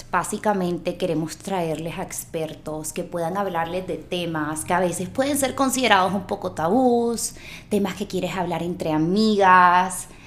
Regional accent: Barranquilla, Atlántico, Colombia; moved away as an adult; now in Los Angeles, United States; Me crié en Barranquilla, viví toda mi vida en Barranquilla y a los 25 años decidí mudarme a Los Ángeles.

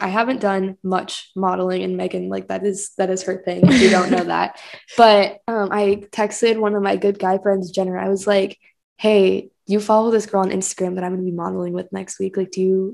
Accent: Kansas City, United States; I also grew up in Kansas City my whole life

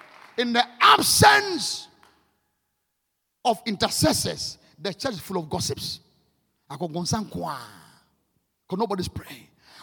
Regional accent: Ghana; I am more connected to the spirit. I'm Ghanaian.

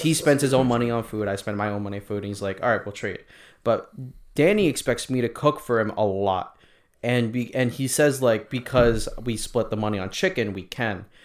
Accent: Philippines; me being Filipino

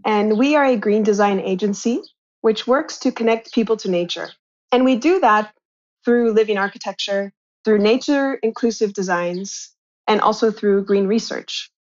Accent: Kansas, United States; moved away as an adult; also born or lived in Shanghai; I'm originally from a suburban town in the United States, I'm from Kansas

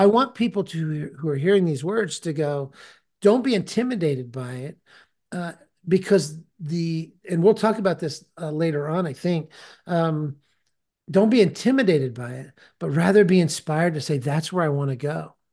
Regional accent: California, United States; now in Tennessee, United States; I live in Tennessee now, but I'm from California

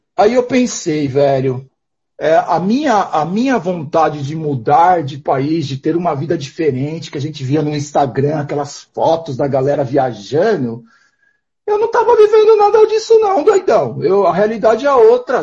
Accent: interior of São Paulo, Brazil; moved away as an adult; also born or lived in Portugal; eu venho de uma cidade interior de São Paulo

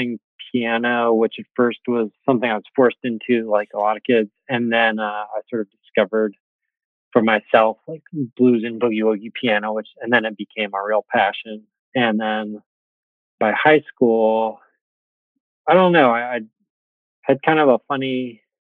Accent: Swannanoa, North Carolina, United States; also born or lived in Naperville, Illinois; now in Nashville, United States; I grew up in Swannanoa, North Carolina, which is outside of Asheville

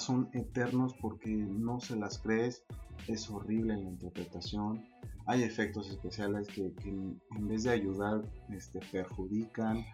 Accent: Mexico; siendo mexicano

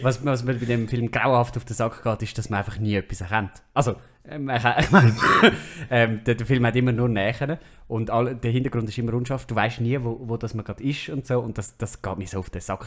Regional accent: Switzerland

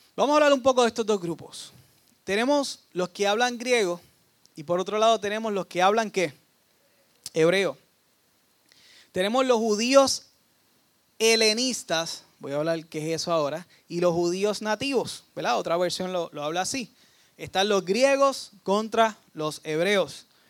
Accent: Dorado, Puerto Rico; yo soy de Dorado

